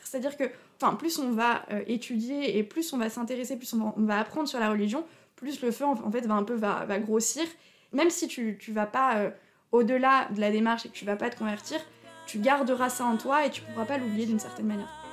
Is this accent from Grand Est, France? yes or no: yes; Haut-Rhin, Alsace, Grand Est, France; moved away as an adult; also born or lived in Paris suburbs; j'ai grandi en Alsace, mais j'ai pas grandi vers Strasbourg où il y a plus de, enfin où il y a une grande communauté juive. J'ai grandi plutôt du côté du Haut-Rhin